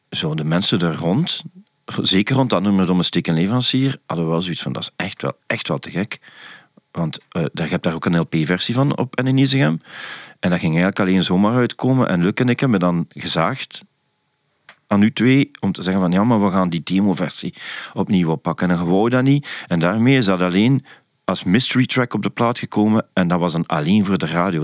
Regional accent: Leopoldsburg, Flanders, Belgium; also born or lived in Hasselt; ik kom uit Hasselt. Allee, uit Leopoldsburg, maar altijd een Hasselt naar school geweest

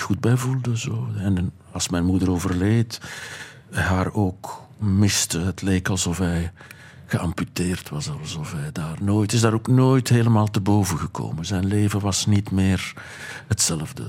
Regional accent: Boom, Flanders, Belgium; Ik kom uit Boom, uit Ruppelstreek, een gedepriveerde streek

